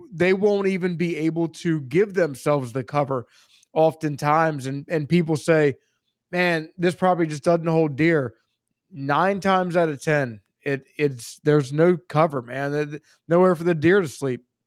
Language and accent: English; Maryland, United States; also born or lived in central Pennsylvania; now in Pennsylvania, United States; I'm from Maryland, uh, Hunt, uh, I'm, I live in central Pennsylvania